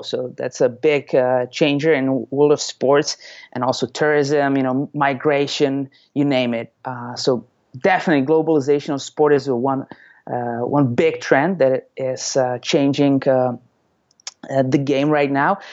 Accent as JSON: {"language": "English", "country": "Czechia", "moved": "yes", "lives_now": "Tampa, United States", "said": "I'm originally from the Czech Republic"}